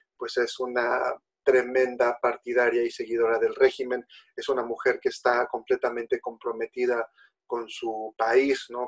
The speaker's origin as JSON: {"language": "Spanish", "country": "Mexico", "said": "nosotros como mexicanos"}